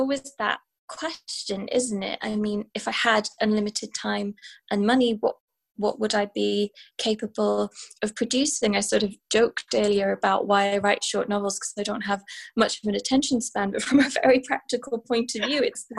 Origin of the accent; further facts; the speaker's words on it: Wales, United Kingdom; moved away as an adult; now in London, United Kingdom; I'm Welsh, and I've inherited a particular kind of stoicism from my mother, but also just kind of from my heritage.